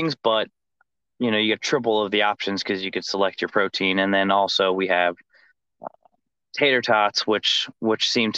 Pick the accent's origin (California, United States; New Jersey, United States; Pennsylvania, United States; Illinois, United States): New Jersey, United States; moved away; growing up in Jersey, we always, my dad always took us to hot dog trucks. They're very popular up there